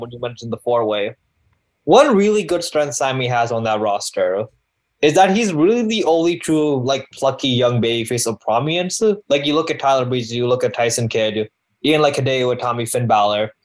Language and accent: English; Canada; I am an Indian Canadian man